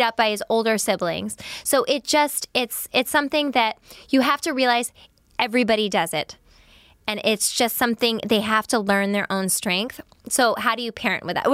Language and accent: English; New York, United States; I'm a New Yorker.